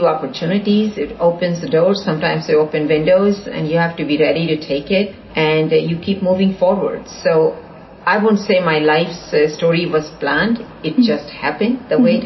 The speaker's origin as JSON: {"language": "English", "country": "India", "tie": "born or raised there", "moved": "yes", "lives_now": "Houston, United States", "said": "growing up in India, in a fairly conservative environment"}